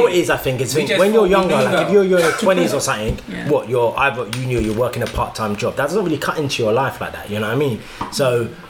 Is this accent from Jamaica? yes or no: yes; Jamaica; Like, I'm Jamaican, so it's going to happen anyway.